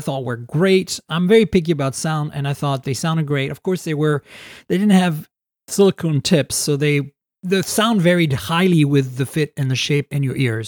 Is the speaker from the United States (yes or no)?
no; Canada; I'm Canadian